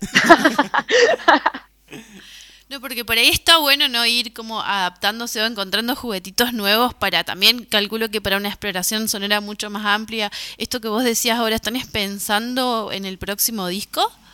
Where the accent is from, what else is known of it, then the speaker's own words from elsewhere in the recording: Formosa, Argentina; now in Córdoba, Argentina; somos de Formosa